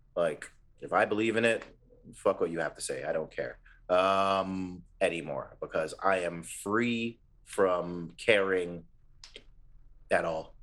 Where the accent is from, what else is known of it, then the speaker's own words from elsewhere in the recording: Ontario, Canada; we're from Ontario